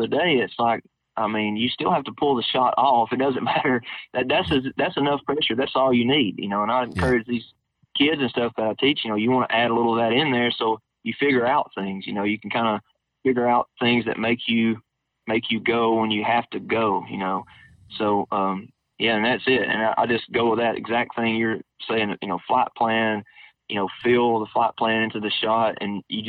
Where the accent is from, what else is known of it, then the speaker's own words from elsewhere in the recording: Alabama, United States; I'm from Alabama